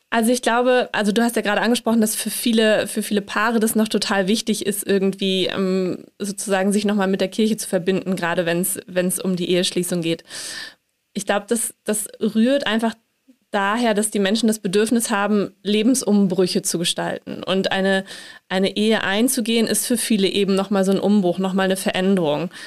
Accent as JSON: {"language": "German", "region": "Hamburg", "country": "Germany", "said": "ich komme aus Hamburg"}